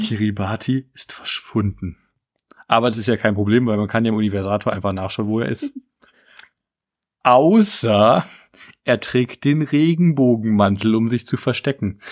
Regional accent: Dresden, Saxony, Germany; was ich gerade natürlich als Dresdner sehr lustig fand

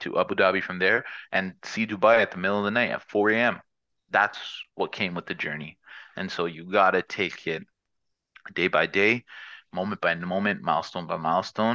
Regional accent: Toronto, Ontario, Canada; I'm from Toronto.

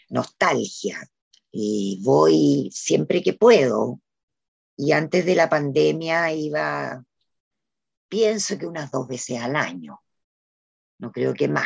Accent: Valdivia, Los Ríos, Chile; now in Valparaíso, Chile; En un momento yo me vine de Valdivia a Valparaíso y ahí ya empecé de alguna manera a vivir eh, del teatro.

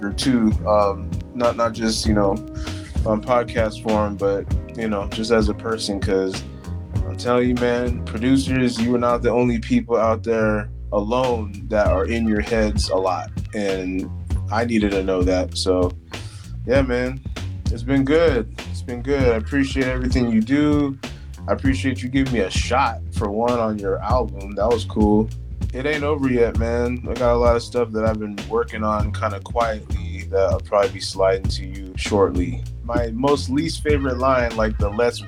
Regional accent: Newport Beach, California, United States; also born or lived in Cleveland/Akron area, Ohio / Mount Vernon, Washington; I'm from California, bro. Like, when you come from, like, Newport, Orange County

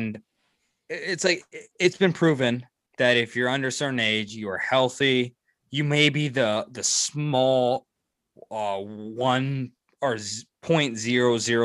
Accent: United States; I'm American.

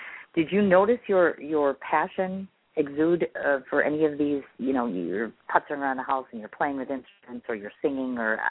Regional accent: Wisconsin, United States; I'm from Wisconsin

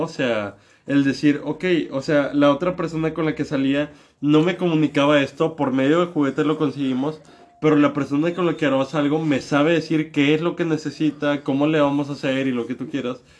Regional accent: northern Mexico, Mexico; moved away as an adult; now in Mexico City, Mexico; yo que crecí en México toda mi vida en el norte de México y acabo de emigrar a la capital.

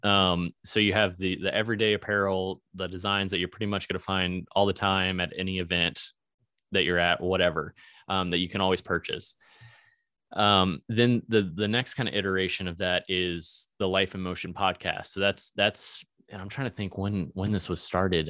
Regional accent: Virginia, United States; moved away as an adult; now in Springfield, Missouri, United States; I was from Virginia

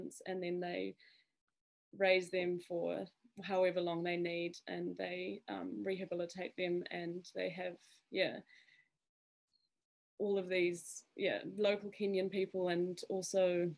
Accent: Zimbabwe; now in Papamoa, New Zealand; I'm quite connected to Africa because I was born and raised in Zimbabwe

